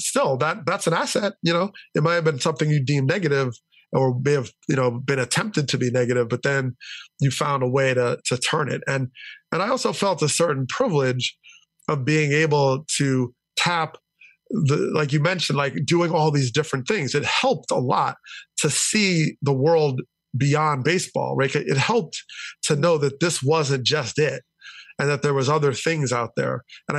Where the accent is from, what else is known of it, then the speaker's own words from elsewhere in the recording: New Jersey, United States; they settled in New Jersey and they committed. They really chose my hometown because of its commitment